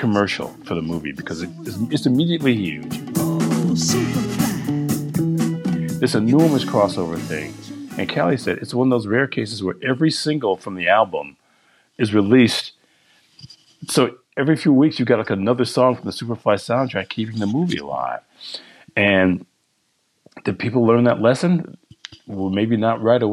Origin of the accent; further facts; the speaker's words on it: Detroit, Michigan, United States; Detroit News, my hometown